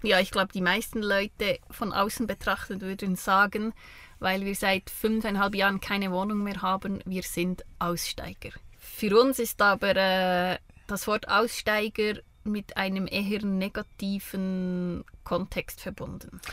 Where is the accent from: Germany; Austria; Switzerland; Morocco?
Switzerland; accent: Bernese German; bin aus der Schweiz, in der Schweiz geboren, ähm, habe fast immer in der Schweiz gelebt